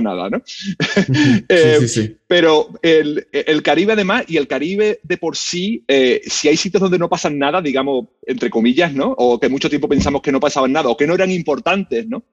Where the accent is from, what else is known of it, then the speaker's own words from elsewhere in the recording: Seville, Andalusia, Spain; moved away as an adult; now in United States; yo soy español, yo soy de Sevilla